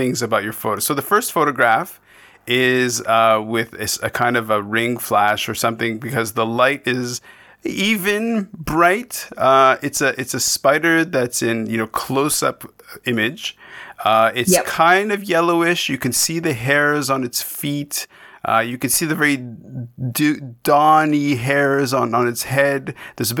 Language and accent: English; Canada